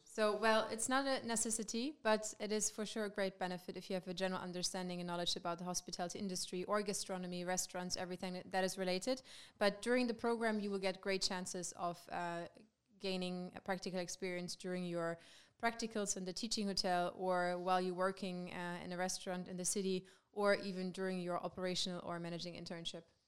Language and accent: English; Germany; moved away as an adult; now in Maastricht, Netherlands; I'm from Germany